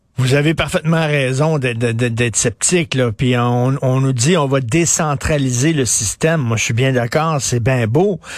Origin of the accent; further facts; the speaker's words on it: Montreal, Quebec, Canada; je viens d'un milieu pauvre. Je viens de Verdun, près, vous le savez, près de Pointe-Saint-Charles. Mon père travaillait dans une shop.